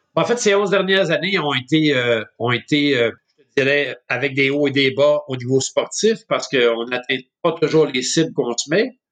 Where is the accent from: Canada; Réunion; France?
Canada; Montreal, Quebec; je suis un jeune Montréalais. je suis né à Montréal en fait en 1963.